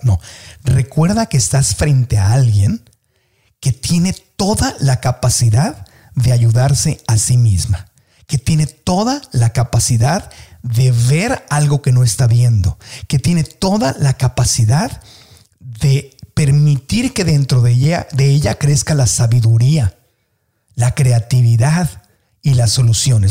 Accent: Tijuana, Baja California, Mexico; moved away; yo soy de Tijuana, y cuando viví en Tijuana y yo era niño, pues la gente en mi familia hablaban así

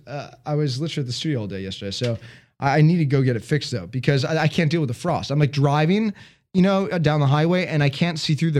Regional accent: Chicago, Illinois, United States; now in Southern California, United States; I'm from Chicago.

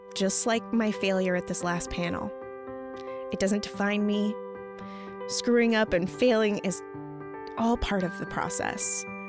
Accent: Montana, United States; moved away as an adult; also born or lived in Bremerton, Washington / Seattle, Washington; now in Washington, United States; I'm from a teeny tiny small town in Montana

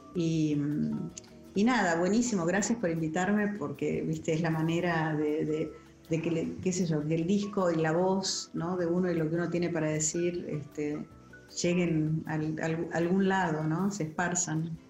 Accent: Buenos Aires, Argentina; moved away as an adult; now in United States; yo me crié en Barrio Norte

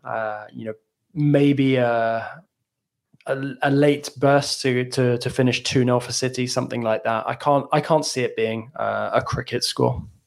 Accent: England, United Kingdom; moved away; growing up in the British school system, but I just feel like Joe Linton is somebody that I could have gone to school with years ago in England

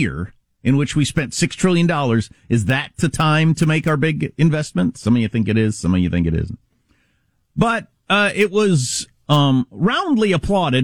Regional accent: California, United States; as a Californian

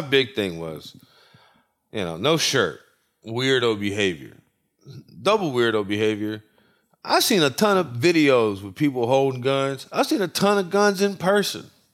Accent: New Orleans, Louisiana, United States; my hometown team, the New Orleans Pelicans

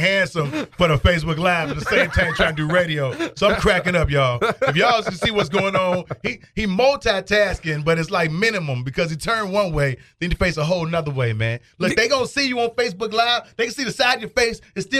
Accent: Chicago, Illinois, United States; moved away as an adult; now in Texas, United States; I'm from Chicago, and I've moved down here recently.

